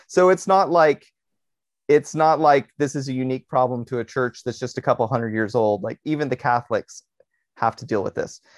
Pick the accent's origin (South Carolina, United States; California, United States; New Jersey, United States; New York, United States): California, United States; Berkeley; I like my hometown.